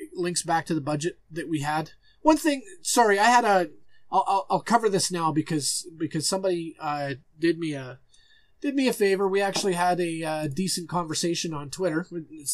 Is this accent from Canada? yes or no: yes; Alberta, Canada; I'm from Alberta